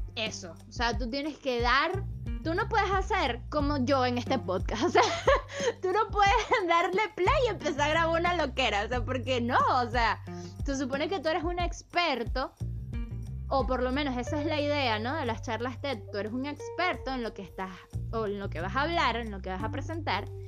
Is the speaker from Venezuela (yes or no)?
yes; Caracas, Capital District, Venezuela; en mi país, en Caracas